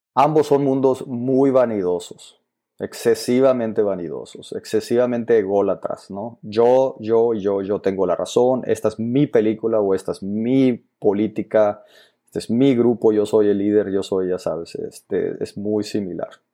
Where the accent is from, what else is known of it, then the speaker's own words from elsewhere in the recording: Agua Prieta, Sonora, Mexico; moved away; Vengo de un pueblo de Sonora que se llama Guaprieta, Sonora, que está en el norte, es frontera.